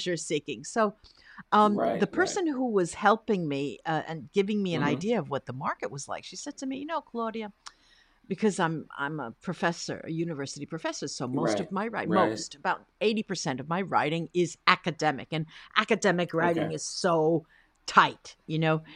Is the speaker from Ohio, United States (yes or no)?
no; New Jersey, United States; now in Rome, Italy; I grew up in New Jersey in the greater New York area